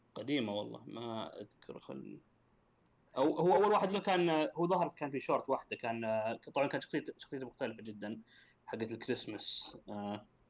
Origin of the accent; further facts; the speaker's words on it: Saudi Arabia; عندنا في السعوديه